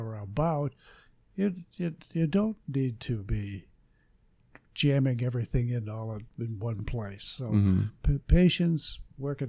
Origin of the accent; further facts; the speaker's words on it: Michigan, United States; Where I was born in Michigan